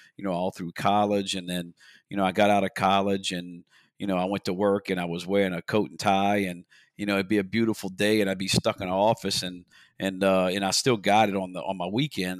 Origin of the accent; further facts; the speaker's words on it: Port Sulphur, Louisiana, United States; now in Belle Chasse, United States; I was born and raised in Port Sulphur, Louisiana